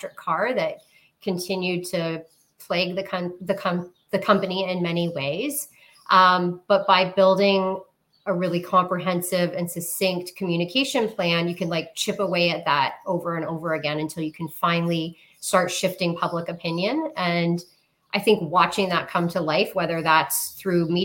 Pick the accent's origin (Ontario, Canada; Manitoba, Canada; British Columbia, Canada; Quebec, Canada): Ontario, Canada; St. Catharines; also born or lived in Toronto / Windsor; I grew up in St. Catharines, Ontario